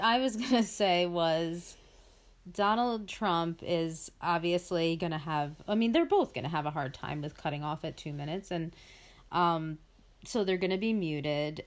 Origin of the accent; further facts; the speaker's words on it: United States; my parents were also immigrants and, uh, came here completely, uh, legally